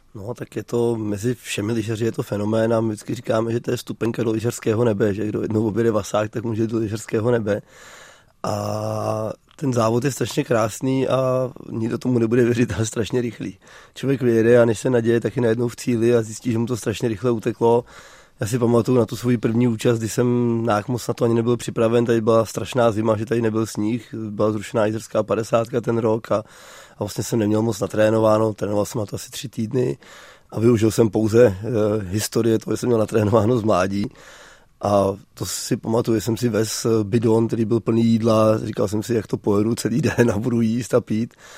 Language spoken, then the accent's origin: Czech; Jizera Mountains, Liberec Region, Czechia; který jsem z Jizerek